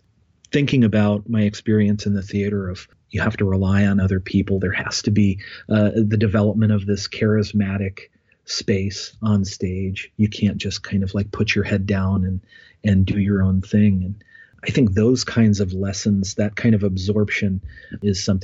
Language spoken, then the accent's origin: English; Bethel, Ohio, United States; I grew up in Ohio, north of Dayton, in a small township called Bethel, in a rural community, raised on a farm